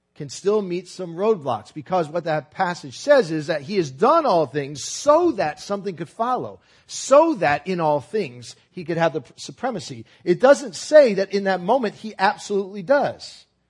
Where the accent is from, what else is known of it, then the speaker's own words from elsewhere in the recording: Brooklyn, New York, United States; I'm from Brooklyn, and I, my family is Italian